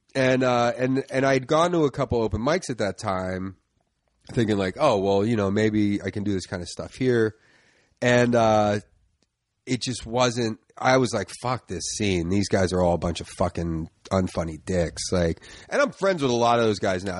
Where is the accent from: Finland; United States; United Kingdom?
United States; Philadelphia, Pennsylvania; I grew up in uh, the Northeast, like Tacony, Mayfair section okay. of uh, Philly